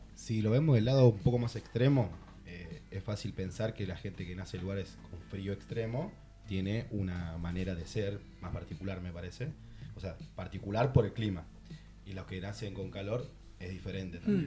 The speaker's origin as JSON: {"language": "Spanish", "region": "Catamarca", "country": "Argentina", "tie": "born or raised there", "also_born_or_lived": "Rosario, Argentina", "moved": "yes", "lives_now": "Barcelona, Spain", "said": "nací en Catamarca, para los que no conocen, el norte de Argentina. Eh, me fui a vivir a Rosario"}